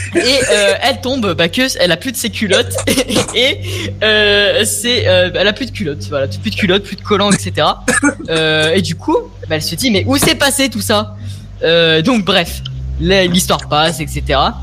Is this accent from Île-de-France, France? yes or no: no; Lyon, Auvergne-Rhône-Alpes, France; je suis de Lyon